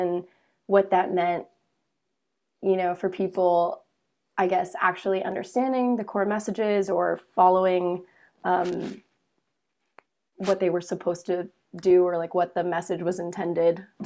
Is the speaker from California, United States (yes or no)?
no; Pittsburgh, Pennsylvania, United States; moved away as an adult; also born or lived in Ithaca, New York; I am from Pittsburgh, Pennsylvania. It's where most of my family is currently